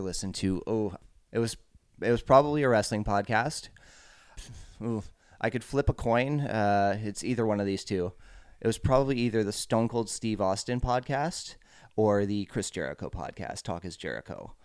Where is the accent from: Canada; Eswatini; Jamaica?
Canada; Montreal area, Quebec; I grew up off island.